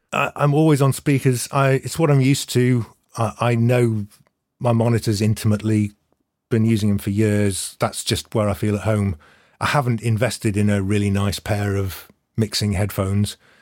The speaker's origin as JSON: {"language": "English", "town": "Manchester", "region": "North West England", "country": "United Kingdom", "tie": "born or raised there", "said": "I grew up in Manchester in the nineties."}